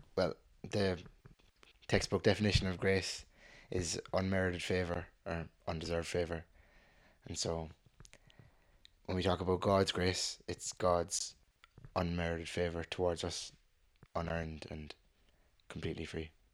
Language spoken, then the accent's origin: English; Cork, Munster, Ireland; I'm also from Cork, born and raised